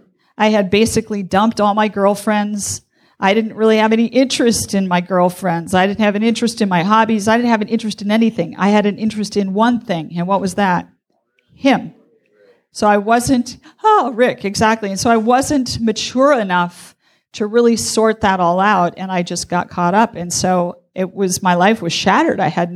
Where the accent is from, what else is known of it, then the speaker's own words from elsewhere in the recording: Wisconsin, United States; I was from Wisconsin.